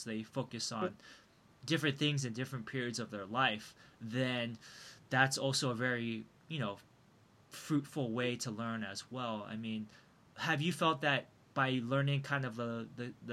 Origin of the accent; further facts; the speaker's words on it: Milpitas, California, United States; also born or lived in Taiwan; Milpitas, my hometown